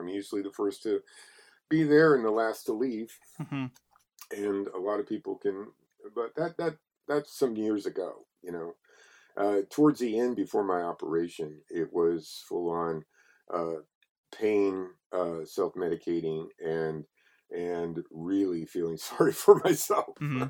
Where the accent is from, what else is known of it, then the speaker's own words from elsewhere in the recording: Texas, United States; He's from Tennessee or Kentucky, and I'm from Texas, and it's a similar thing that goes on down there where people shame you.